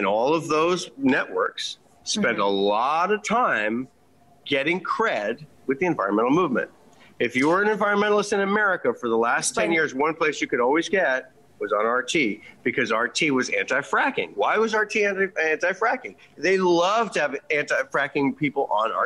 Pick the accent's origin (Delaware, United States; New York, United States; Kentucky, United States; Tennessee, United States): New York, United States; we're from New York